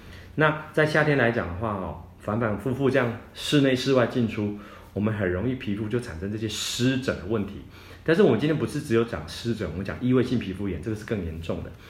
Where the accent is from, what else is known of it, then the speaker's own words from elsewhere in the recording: Taiwan; 我们台湾人哦很喜欢吃这些重口味的啊，哦烧烤的啦，那辛辣的啊。